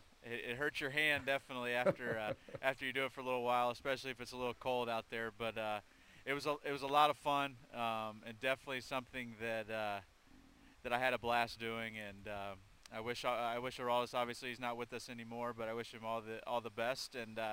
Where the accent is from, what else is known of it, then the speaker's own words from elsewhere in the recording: Midwest, United States; I think for me, growing up in the Midwest, I got a chance to watch a lot of Cardinals games.